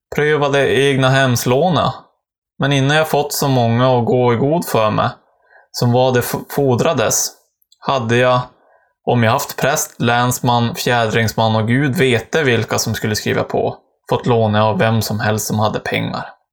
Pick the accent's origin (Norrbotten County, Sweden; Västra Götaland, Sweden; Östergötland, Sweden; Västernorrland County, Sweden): Västernorrland County, Sweden; brev från mina hemtrakter